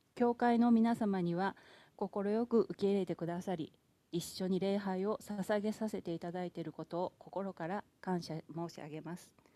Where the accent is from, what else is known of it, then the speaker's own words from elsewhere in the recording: Yao, Osaka, Japan; accent: Kawachi dialect; moved away; 私は大阪府で生まれ結婚まで八尾市で過ごしました